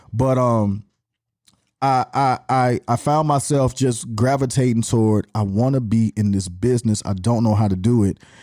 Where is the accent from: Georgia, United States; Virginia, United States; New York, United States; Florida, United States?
Georgia, United States; Atlanta; accent: Atlanta; born and raised here, I didn't have another city to claim